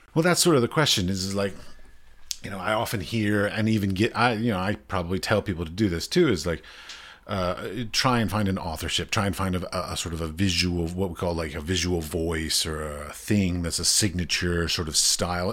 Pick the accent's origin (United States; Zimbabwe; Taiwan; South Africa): United States; I'm American